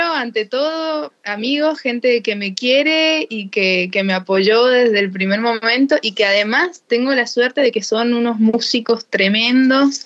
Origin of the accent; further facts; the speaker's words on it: Jáchal, San Juan, Argentina; soy sanjuanina, pero soy de Hachal, porque Hachal está como a, 170 kilómetros de la capital de San Juan